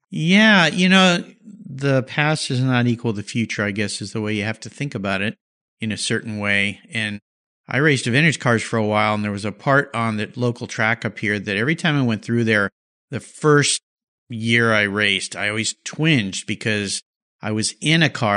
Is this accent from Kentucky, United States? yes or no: no; San Diego, California, United States; I grew up in Southern California, San Diego area